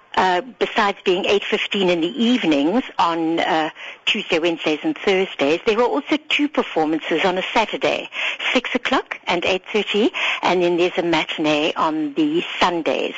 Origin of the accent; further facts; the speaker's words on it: Harare, Zimbabwe; now in South Africa; as a little girl growing up in Salisbury, Rhodesia, with my two sisters